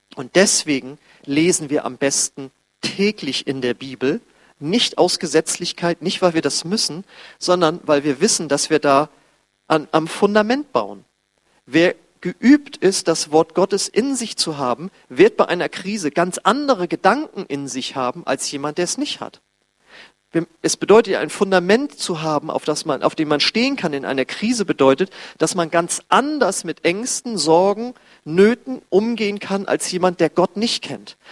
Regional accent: Germany; wir als Deutsche

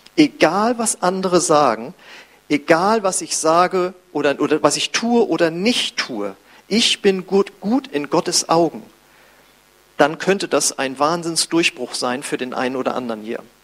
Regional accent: Germany; als ich wieder in Deutschland war

